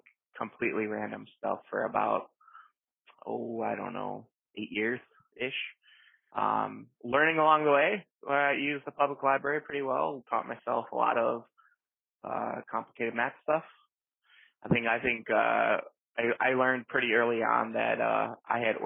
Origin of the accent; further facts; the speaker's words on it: Chicago, Illinois, United States; I am born and raised in South Chicago